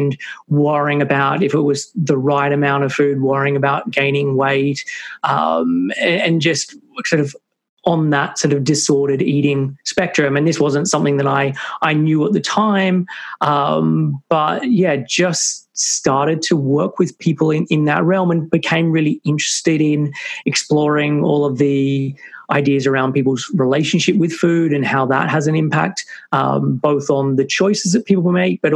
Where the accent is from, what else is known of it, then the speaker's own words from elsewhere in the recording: Sydney, New South Wales, Australia; moved away as an adult; now in United Kingdom; I'm originally from Sydney, Australia, but moved to the UK when I was like 21.